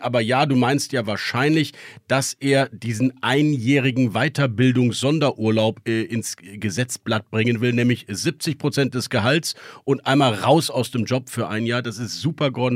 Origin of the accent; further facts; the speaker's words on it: Berlin, Germany; als Berliner Bürger